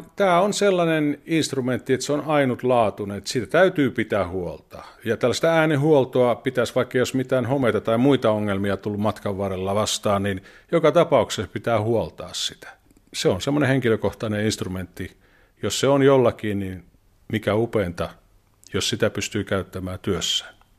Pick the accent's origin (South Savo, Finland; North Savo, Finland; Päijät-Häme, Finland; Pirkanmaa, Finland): South Savo, Finland; Mikkeli; also born or lived in Tuusula; now in Vantaa, Finland; Mikkelistä olen kotoisin.